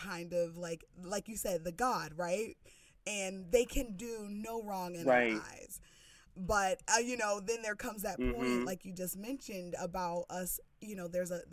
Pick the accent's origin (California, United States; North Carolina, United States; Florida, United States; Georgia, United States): North Carolina, United States; I'm from North Carolina, so that humidity is real